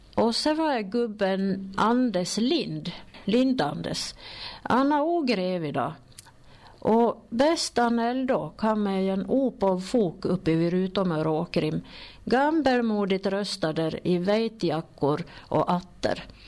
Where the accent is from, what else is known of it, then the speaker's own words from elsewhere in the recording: Sollerön, Dalarna County, Sweden; accent: Sollerö dialect; jag är från Soldis och jag pratar soldmål